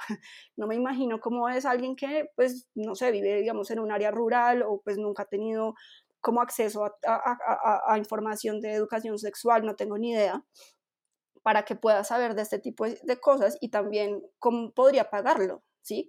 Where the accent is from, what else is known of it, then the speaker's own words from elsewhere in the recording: Bogotá, Colombia; yo soy una persona, una mujer que nació en Bogotá